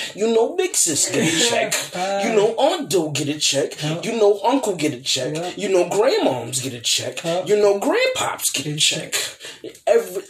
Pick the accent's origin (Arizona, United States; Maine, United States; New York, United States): New York, United States; New York City; I'm from Brooklyn.